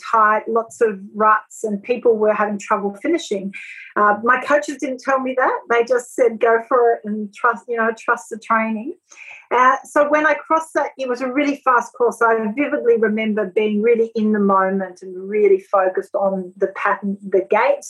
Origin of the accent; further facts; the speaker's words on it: France; now in Australia; the girls I grew up with in France